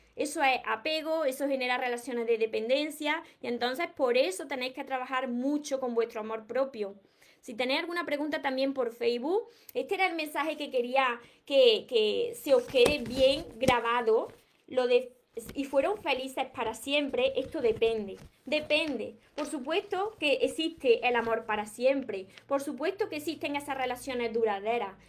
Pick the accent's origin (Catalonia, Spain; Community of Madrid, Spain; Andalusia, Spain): Andalusia, Spain; no pronuncio la S porque es que soy de, de Andalucía, de aquí de España, de Andalucía